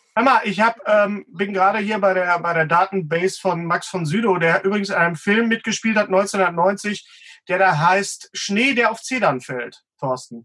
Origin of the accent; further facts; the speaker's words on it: West Germany, Germany; now in Bochum, Germany; ich als Wessi